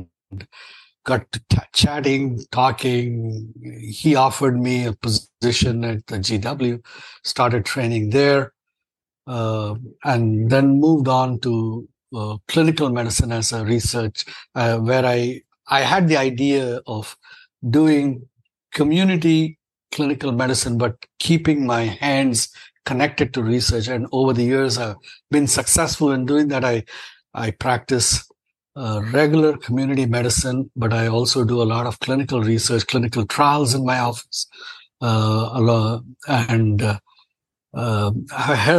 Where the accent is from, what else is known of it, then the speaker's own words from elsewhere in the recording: India; moved away as an adult; now in United States; I'm an Indian-born and trained and practicing American physician. I've been in the U.S. since 1988.